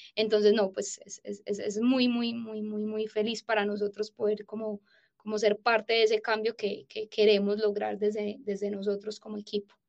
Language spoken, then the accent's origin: Spanish; Paisa, Antioquia, Colombia; soy paisa